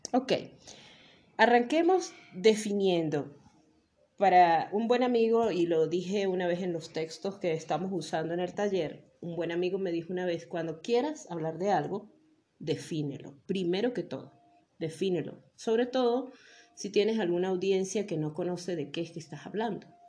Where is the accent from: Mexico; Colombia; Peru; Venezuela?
Venezuela; Mérida; todos los merideños somos italianos